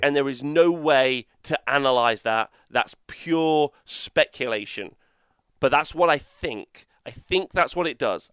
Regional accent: England, United Kingdom; We're fucking English

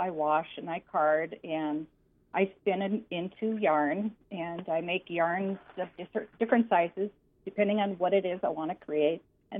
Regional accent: Greenbush, Minnesota, United States; I grew up on a farm by Greenbush.

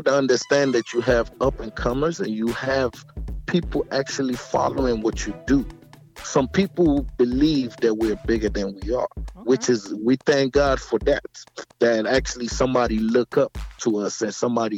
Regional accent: Kogi, Nigeria; moved away; I'm from Kogi State

